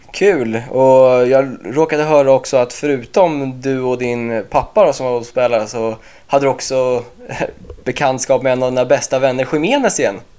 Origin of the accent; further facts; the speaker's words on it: Åkersberga, Stockholm County, Sweden; moved away as an adult; now in North Carolina, United States; jag är 23 år från Åkersberga och eh, pluggar just nu på college i USA